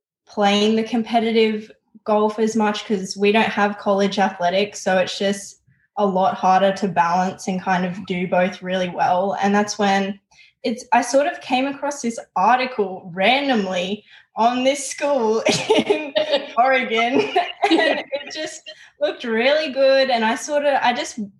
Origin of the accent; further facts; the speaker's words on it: Newcastle, New South Wales, Australia; moved away as an adult; I'm from Newcastle, New South Wales